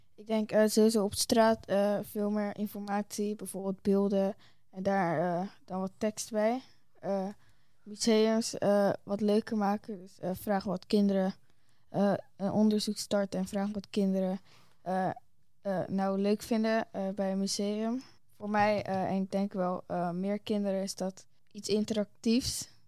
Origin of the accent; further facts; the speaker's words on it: Netherlands; also born or lived in Bahamas; ik ben Nederland